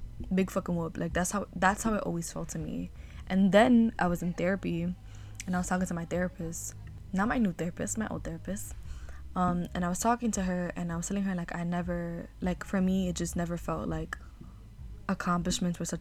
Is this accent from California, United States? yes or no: no; New York City, New York, United States; growing up in New York City, growing up in Harlem